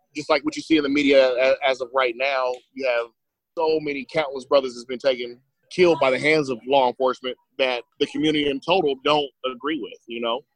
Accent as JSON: {"language": "English", "town": "Fresno", "region": "California", "country": "United States", "tie": "born or raised there", "said": "Born and raised in uh, Fresno, California, the Central Valley"}